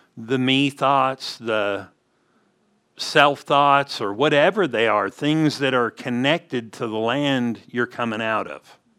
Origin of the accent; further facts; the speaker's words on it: California, United States; growing up in California, we would go to Montana